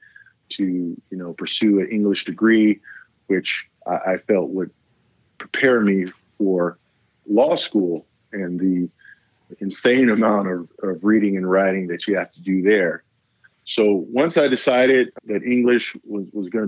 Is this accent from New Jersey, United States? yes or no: no; Richmond, California, United States; also born or lived in Idaho / Berkeley, California; I'm from the Bay Area. My family's from Berkeley, California. My mom and dad are both graduates of Berkeley High. That's where they kind of met and fell in love. And we grew up in Berkeley